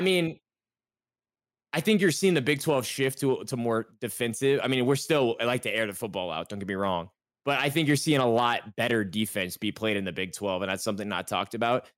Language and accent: English; Texas, United States